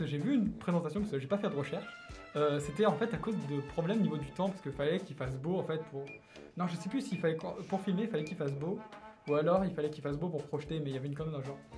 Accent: France; je suis français

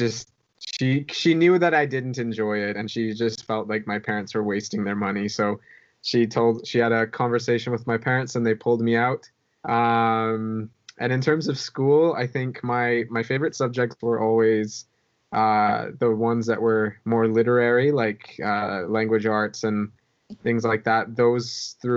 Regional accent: Edmonton, Alberta, Canada; I'm from Edmonton, Alberta

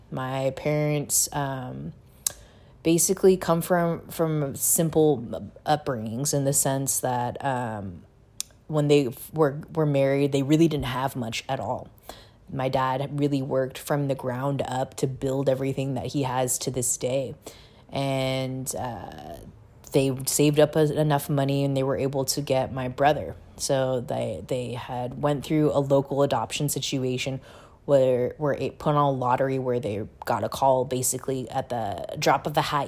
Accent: Seattle, Washington, United States; moved away as an adult; also born or lived in Busan, South Korea / San Francisco; I was adopted to a family in Seattle, Washington

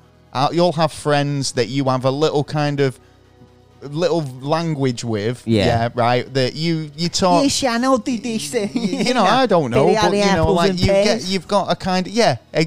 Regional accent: Manchester, North West England, United Kingdom; as a Mancunian

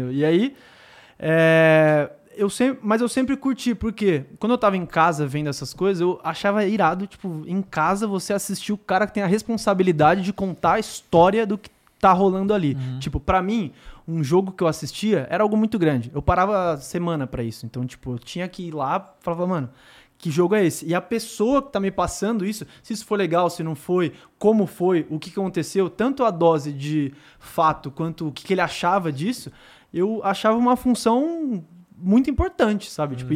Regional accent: Garça, São Paulo, Brazil; eu sou de Garça, né? Que é uma cidade de 45 mil pessoas, 420 quilômetros de São

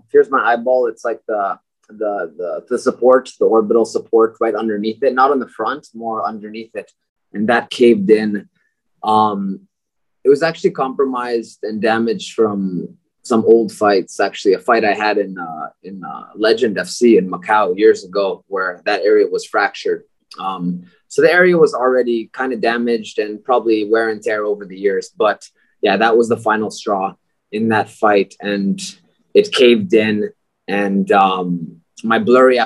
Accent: Tokyo, Japan; moved away as an adult; also born or lived in United States / Baguio, Philippines; now in Philippines; I grew up in Tokyo, Japan

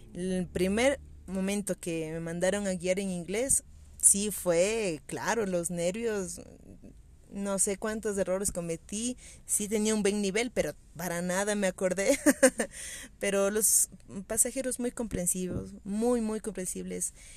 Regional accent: Quito, Pichincha, Ecuador; como quiteña, como habitante del centro histórico de la ciudad

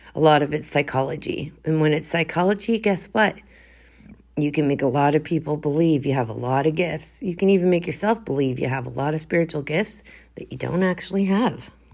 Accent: Canada; I am a chick from Canada

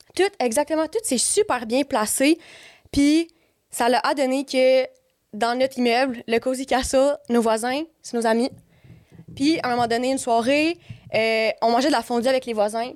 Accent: Montreal, Quebec, Canada; moi, je suis née à Montréal. J'ai habité à Montréal ben, quand j'étais jeune.

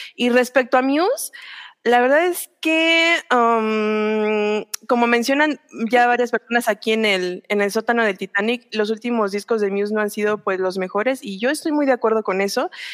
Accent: Metepec, State of Mexico, Mexico; yo soy de, de Metepec

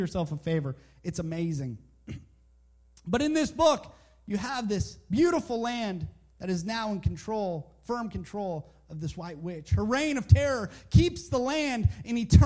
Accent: Canada; moved away as an adult; now in Southern United States; I'm Canadian and I grew up in Canada

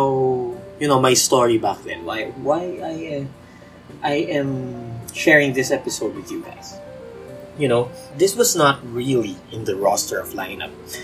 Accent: Philippines; being a Filipino, we have this culture of the youngest usually would do all the legwork

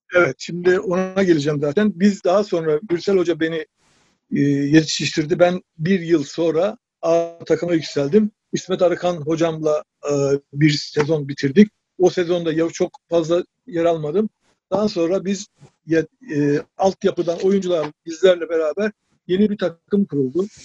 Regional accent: Ordu, Turkey; moved away as an adult; also born or lived in Sakarya; 1958 Ordu doğumluyum.

